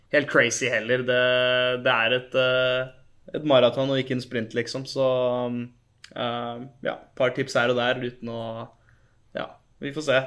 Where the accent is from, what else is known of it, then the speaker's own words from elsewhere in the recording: Norway; moved away as an adult; now in United States; hjemme i Norge